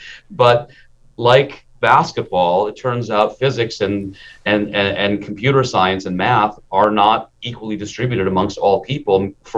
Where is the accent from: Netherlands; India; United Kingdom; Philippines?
India; born there; I'm an Indian immigrant, and my father, I was born in India, but my father immigrated us